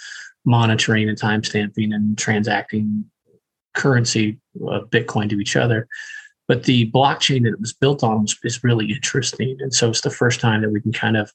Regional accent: Indiana, United States; I'm from Indiana

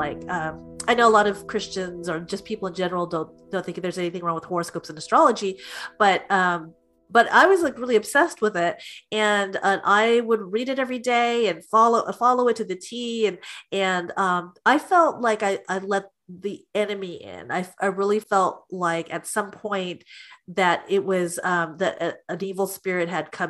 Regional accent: United States; And with me as an American girl, I wanted to have friends and I wanted to dress pretty

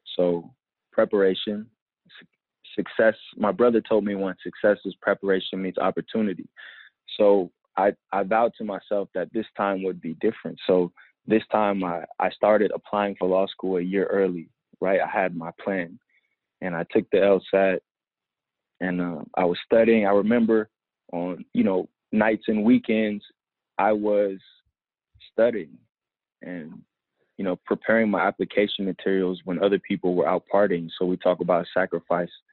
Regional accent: Oakland, California, United States; also born or lived in Compton, United States / Los Angeles, United States / Washington State, United States; So I, I kind of identify with Oakland, you know, as my as where I spent my formative years. I went to Berkeley High

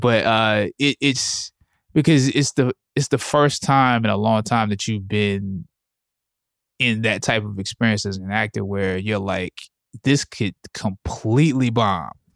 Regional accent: Anderson, South Carolina, United States; I grew up I'm from Anderson, South Carolina.

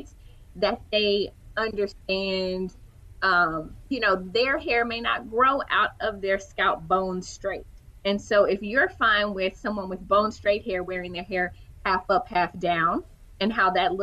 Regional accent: Houston, Texas, United States; I am from Houston

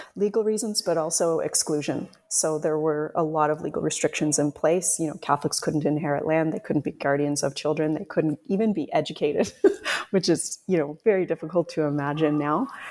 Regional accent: Canada; moved away as an adult; also born or lived in Scotland; I was Canadian living and working in Scotland

